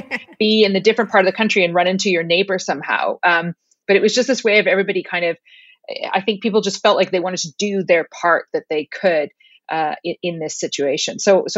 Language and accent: English; Ottawa, Ontario, Canada; now in Iceland; Yeah, I'm born and raised in Ottawa, or just outside of Ottawa.